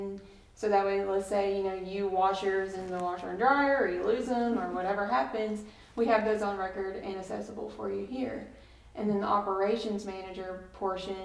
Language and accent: English; KWI's location, Kentucky, United States; KWI is here in my hometown